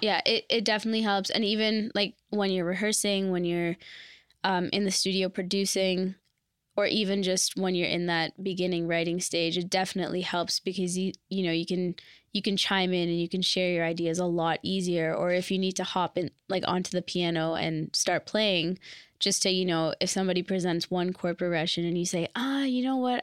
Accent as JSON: {"language": "English", "town": "Brampton", "region": "Ontario", "country": "Canada", "tie": "born or raised there", "moved": "as an adult", "lives_now": "Toronto, Canada", "said": "I was born and raised in Brampton."}